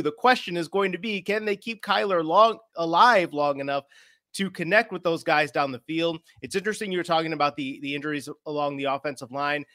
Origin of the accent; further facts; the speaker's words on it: Chicago, Illinois, United States; moved away; I'm originally a Chicago guy, you know, so I'm from